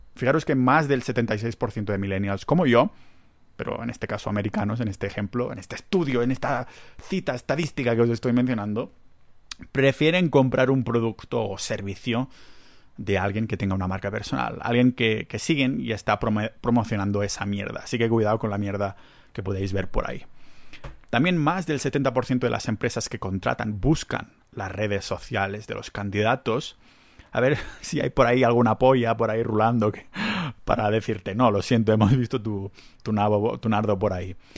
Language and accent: Spanish; Catalonia, Spain; accent: Catalan; Yo tengo un acento catalán